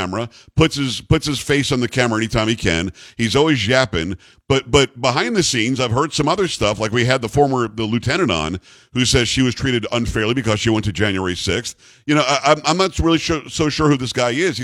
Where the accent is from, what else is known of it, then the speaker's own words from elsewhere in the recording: South Florida, United States; now in Texas, United States; I grew up in South Florida